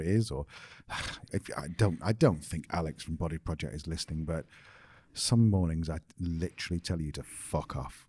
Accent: United Kingdom; we're British

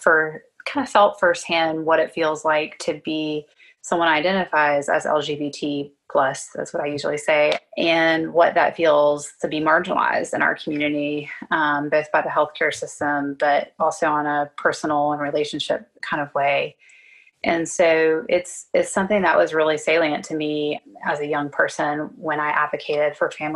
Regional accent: South Carolina, United States; also born or lived in Philadelphia; now in Atlanta, United States; I trained here in the South. I'm from South Carolina

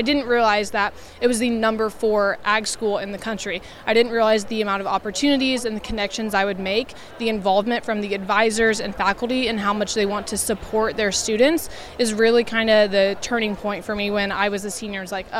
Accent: Rossville, Indiana, United States; My family farms just about 30 minutes outside of Lafayette. I grew up in Rossville, Indiana

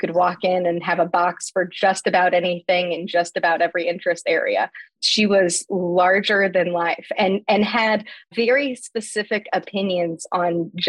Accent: Terre Haute, Indiana, United States; The best way I probably could explain Terre Haute for me growing up was that my grandma grew up in Fountainette.

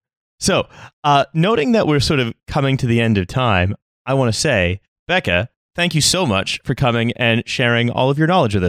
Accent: Canada; I'm Canadian.

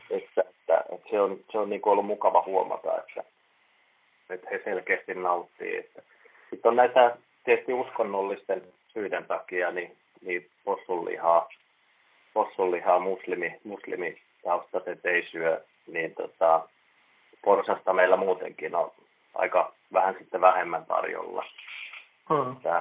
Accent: Lahti, Päijänne Tavastia, Finland; moved away as an adult; now in Seinäjoki, Finland; Mä oon Lahdesta, Lahdesta kotoisin ja siellä käynyt ravintolakouluja jo yläasteella

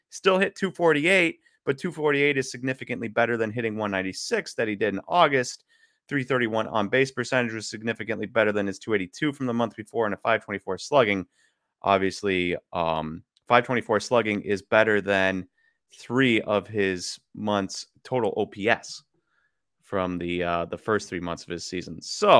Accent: Wisconsin, United States; He's from Wisconsin. We're from Wisconsin.

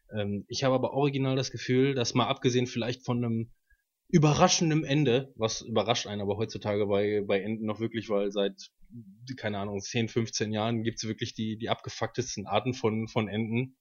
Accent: Waltrop, North Rhine-Westphalia, Germany; Ich bin 27, wohne in Waltrop

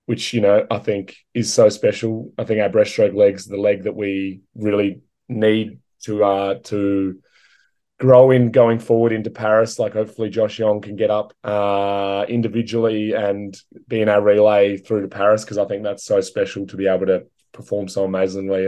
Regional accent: Australia; I'm the last Australian swimmer

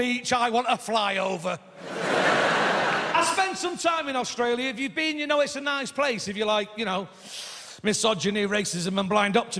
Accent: Stockport, North West England, United Kingdom; I said, I'm from Manchester! And she said, no, you're not. And I said, well, technically Stockport

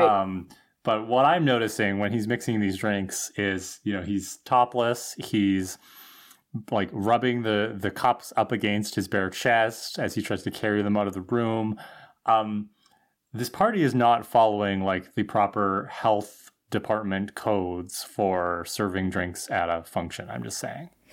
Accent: Thunder Bay, Ontario, Canada; growing up in Thunder Bay

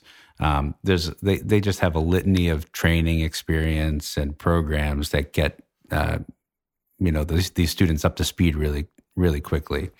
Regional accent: Litchfield, New Hampshire, United States; I grew up in Litchfield, New Hampshire

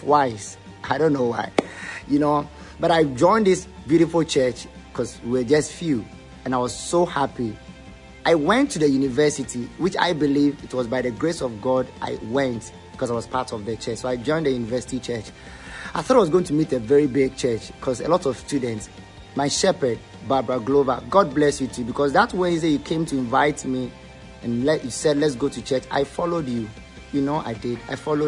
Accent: Teshie, Greater Accra, Ghana; I grew up in Teshin, a very bad place.

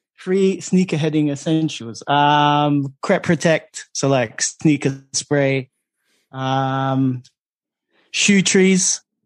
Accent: London, United Kingdom; growing up in East London

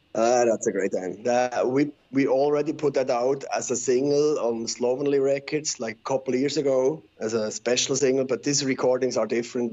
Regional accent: Switzerland; first language Swiss German; English is a second language; I'm from Switzerland.

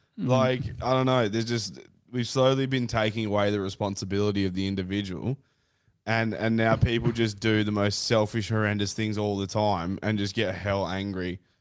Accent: Brisbane, Queensland, Australia; I'm from Brisbane, happy face.

